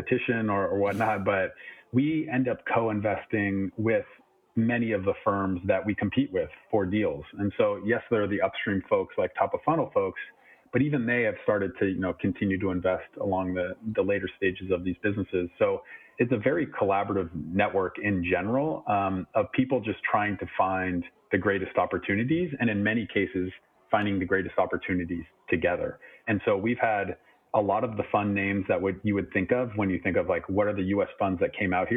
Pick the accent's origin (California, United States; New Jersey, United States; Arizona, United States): California, United States; moved away as an adult; now in Europe; I'm from California, born and raised. I've been out there my whole life.